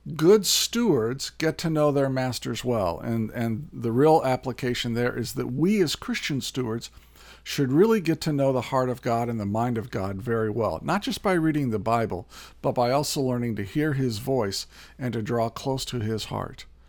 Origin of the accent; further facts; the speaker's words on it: Indiana, United States; also born or lived in California; now in Minnesota, United States; I was born in Indiana, um, spent a year in California, and then have spent the last 30 years here in Minnesota